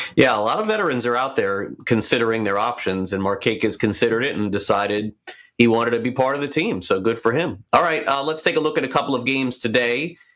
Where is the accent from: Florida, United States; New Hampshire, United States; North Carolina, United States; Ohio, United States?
Florida, United States; South; the team that I have here in my hometown. Florida Panthers